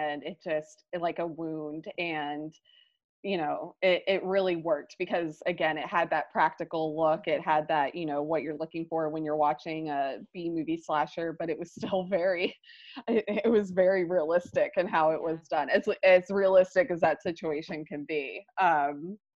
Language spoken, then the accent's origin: English; Alabama, United States; I'm Alabama bred